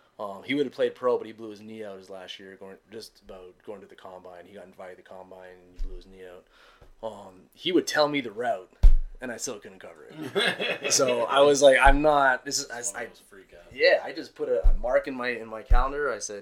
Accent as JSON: {"language": "English", "town": "Montreal", "region": "Quebec", "country": "Canada", "said": "I'm from Montreal. So I went back home."}